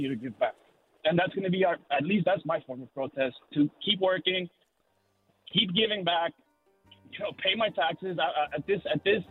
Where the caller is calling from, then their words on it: Silicon Valley, California, United States; I'm calling in from the Silicon Valley right now